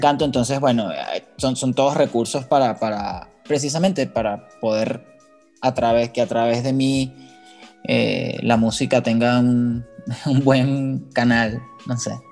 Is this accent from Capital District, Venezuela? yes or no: yes; Caracas, Capital District, Venezuela; moved away as an adult; now in Mexico; Yo vengo de Venezuela, de Caracas.